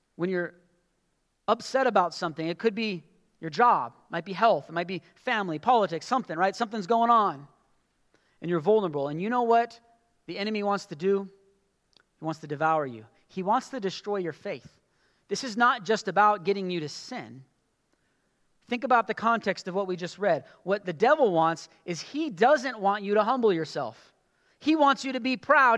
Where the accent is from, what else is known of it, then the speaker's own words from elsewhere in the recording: United States; as American Christians